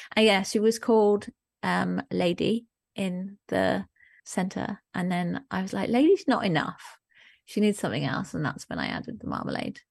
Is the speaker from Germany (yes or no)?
yes; Germany; moved away; I grew up in Germany